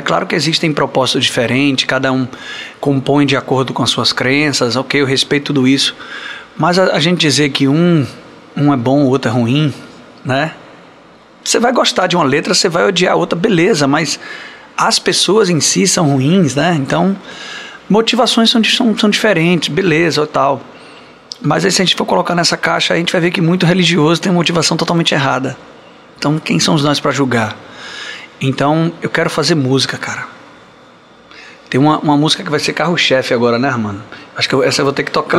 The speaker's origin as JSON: {"language": "Portuguese", "town": "Barreiras", "region": "Bahia", "country": "Brazil", "tie": "born or raised there", "also_born_or_lived": "Salvador", "said": "eu fui criado em Barreiras, né? Interior da Bahia"}